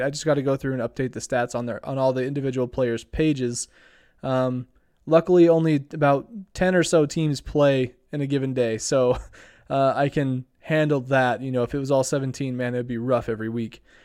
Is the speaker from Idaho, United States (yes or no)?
yes; Idaho Falls, Idaho, United States; my hometown of Idaho Falls